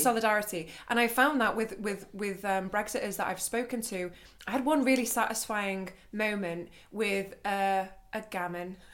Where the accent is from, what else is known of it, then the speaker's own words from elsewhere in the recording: United Kingdom; now in Germany; being British